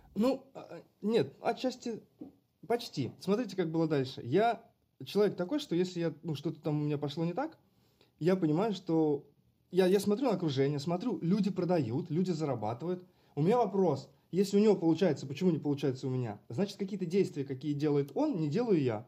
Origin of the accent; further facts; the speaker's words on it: Karachev, Bryansk Oblast, Russia; now in Moscow, Russia; Я сам далеко не из Москвы я из Брянской области. И когда у меня спрашивают, ты откуда, я говорю, я из Брянска, потому что никто не знает, что такое Карачев.